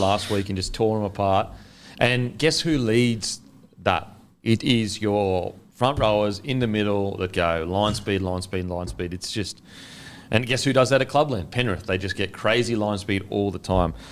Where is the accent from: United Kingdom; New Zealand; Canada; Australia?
New Zealand; as a Kiwi